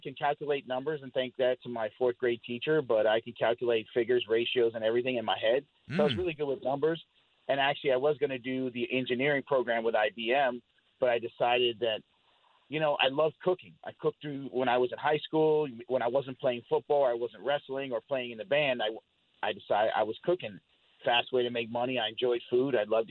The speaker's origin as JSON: {"language": "English", "town": "Colorado Springs", "region": "Colorado", "country": "United States", "tie": "born there", "said": "So I was born in Fort Carson Army Base in Colorado Springs. My father was in the military, as well as all my uncles and my aunts in the military as well."}